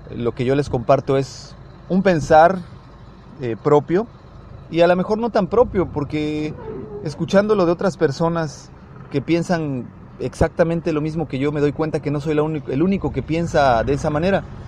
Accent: Mexico; nosotros como mexicanos

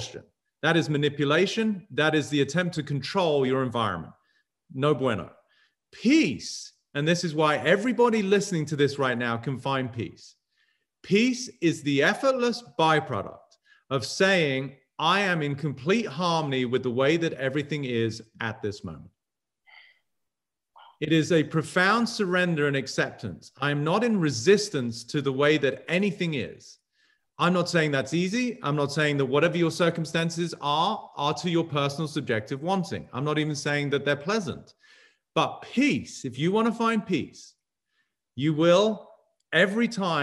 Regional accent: England, United Kingdom; now in United States; growing up in England

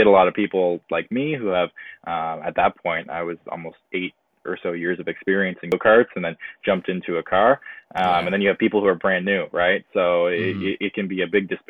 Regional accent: Mount Albert, Ontario, Canada; I'm from Mount Albert, Ontario. So just east of Newmarket. So a little bit north of Toronto

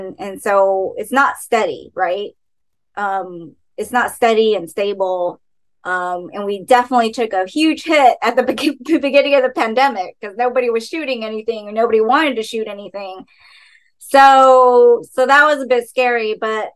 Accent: Dallas, Texas, United States; now in Los Angeles, United States; Dallas, my hometown

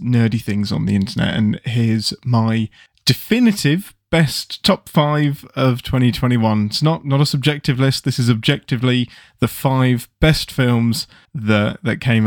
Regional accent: England, United Kingdom; I'm English

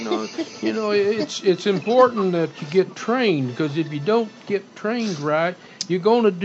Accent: Ruidoso, New Mexico, United States; I grew up in Ruidoso, New Mexico, Lincoln County.

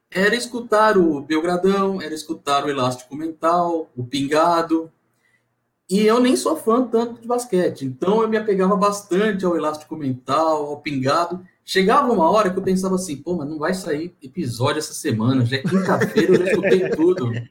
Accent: Maringá, Paraná, Brazil; Mas eu gosto muito de Maringá. Cresci muito ali na Vila Morangueira, Cidade Alta, conheço bem a cidade.

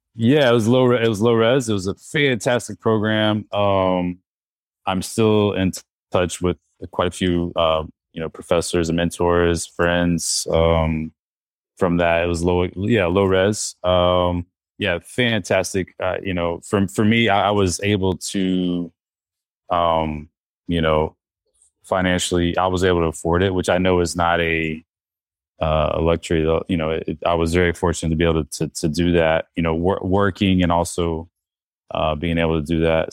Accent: North Carolina, United States; I'm from North Carolina

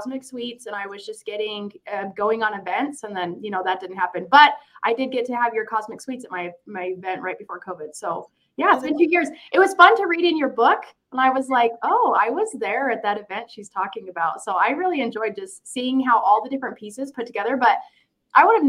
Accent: Ogden, Utah, United States; I was born and raised in Ogden, Utah.

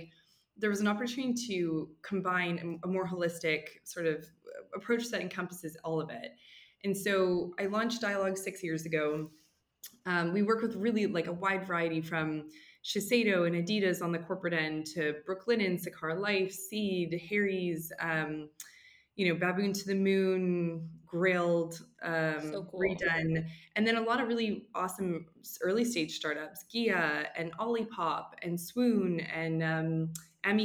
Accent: Western Canada, Canada; moved away as an adult; now in New York, United States; I'm originally from Western Canada. So I was born and raised in Canada

